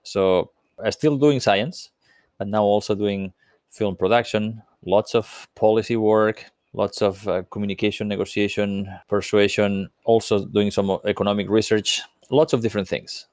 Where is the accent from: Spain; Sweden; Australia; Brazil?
Spain; When I was a little boy growing up on the Mediterranean coast of Spain